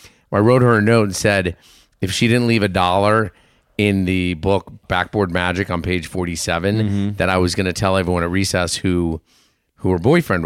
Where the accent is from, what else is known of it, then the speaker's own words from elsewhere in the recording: Cleveland, Ohio, United States; born there; also born or lived in Maine; I was born in Cleveland.